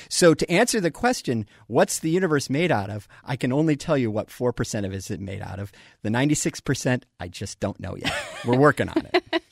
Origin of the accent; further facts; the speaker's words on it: Colorado, United States; I grew up in Colorado.